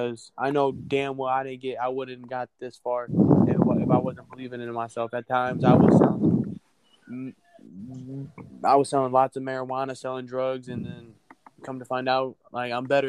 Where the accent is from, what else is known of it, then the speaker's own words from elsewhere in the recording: Miami, Florida, United States; we're actually from Miami, Florida